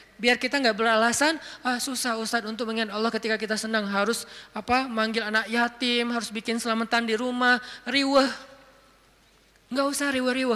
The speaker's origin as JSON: {"language": "Indonesian", "region": "Aceh", "country": "Indonesia", "said": "Saya sebagai orang Aceh"}